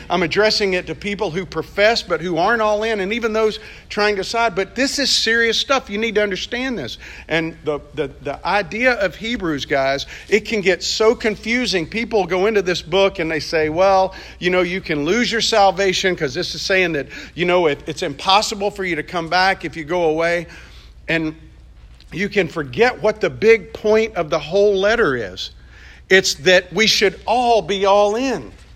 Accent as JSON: {"language": "English", "region": "Mississippi", "country": "United States", "tie": "born or raised there", "said": "grew up in Mississippi"}